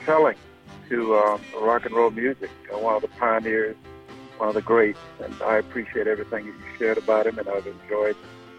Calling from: Tampa, Florida, United States; I'm calling from Tampa Bay area.

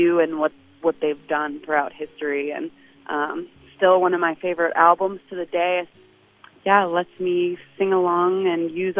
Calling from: Longmont, Colorado, United States; I'm calling from Longmont, Colorado

